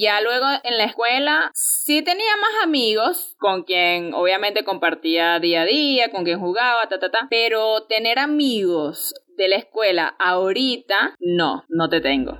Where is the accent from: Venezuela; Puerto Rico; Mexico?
Venezuela; El Pilar; cuando estudiaba en el Pilar, que es de donde yo soy, estudié allí primer y segundo año